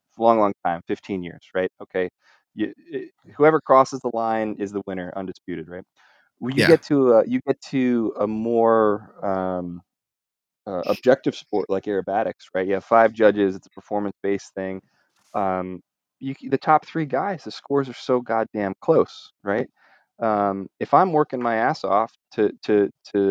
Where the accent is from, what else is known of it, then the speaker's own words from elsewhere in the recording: New Jersey, United States; moved away; I'm originally from New Jersey